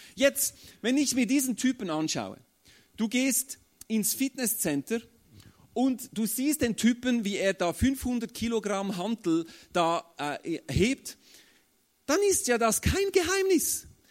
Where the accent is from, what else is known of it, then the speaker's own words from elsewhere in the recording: Switzerland; bei uns in der Schweiz äh, sind absolute Aussagen nicht so beliebt. Also wir Schweizer sind ja äh, so neutral